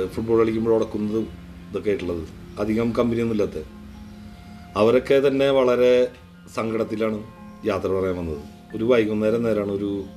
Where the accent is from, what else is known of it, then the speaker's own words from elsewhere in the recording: Thrissur, Kerala, India; ഞാൻ ജനിച്ച സ്ഥലം